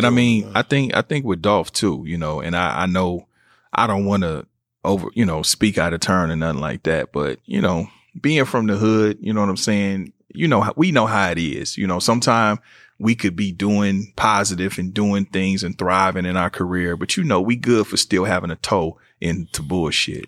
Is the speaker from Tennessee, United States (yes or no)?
no; Kansas City, Missouri, United States; moved away; I'm from Kansas City, being from Kansas City, Missouri